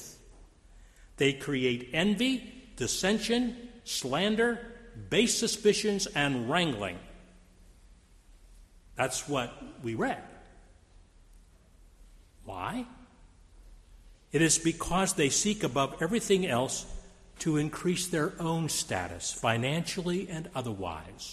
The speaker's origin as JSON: {"language": "English", "town": "Steubenville", "region": "Ohio", "country": "United States", "tie": "born or raised there", "said": "I grew up in Steubenville, Ohio, we lived across the street from a very conservative Jewish family"}